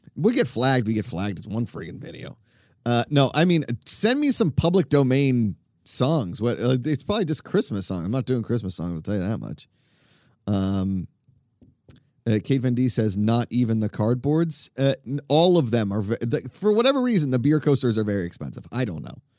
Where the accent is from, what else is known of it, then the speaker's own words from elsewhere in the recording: Pennsylvania, United States; I'm from Pennsylvania